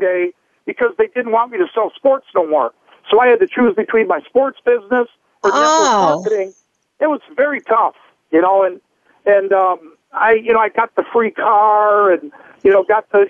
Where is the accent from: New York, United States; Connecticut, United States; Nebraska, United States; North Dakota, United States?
North Dakota, United States; my family life growing up in North Dakota